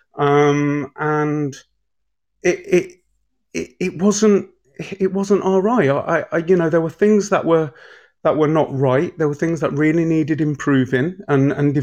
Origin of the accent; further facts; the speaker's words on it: Leicester, East Midlands, United Kingdom; I'm actually from Braunston, so Braunston and Leicester's it's an estate, you know. And I'm proud to say I'm an estate kid. And I grew up there.